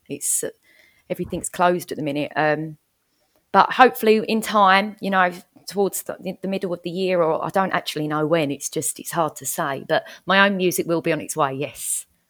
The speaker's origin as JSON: {"language": "English", "area": "Essex", "region": "East of England", "country": "United Kingdom", "tie": "born or raised there", "said": "I'm calling in from Essex in the U K, um, where I, where I, well, it's my hometown where I live"}